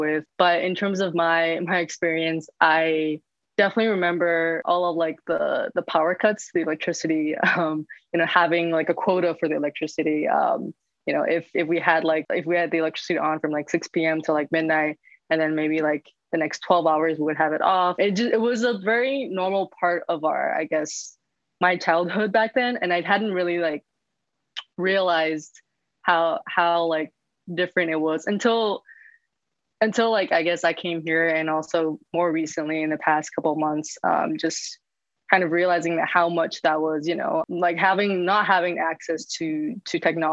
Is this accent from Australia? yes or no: no; Yangon, Yangon Region, Myanmar; moved away as an adult; also born or lived in Boston, United States; now in New York City, United States; I was born and raised in Yangon.